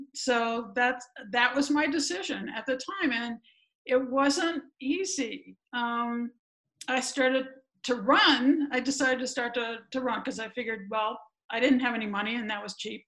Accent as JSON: {"language": "English", "area": "a suburb around Chicago", "region": "Illinois", "country": "United States", "tie": "born or raised there", "also_born_or_lived": "Ohio", "moved": "as an adult", "said": "I grew up running around the neighborhood, and my bike was my best friend, and all that stuff back in the day. It was safe to do that kind of thing in my little suburb around Chicago"}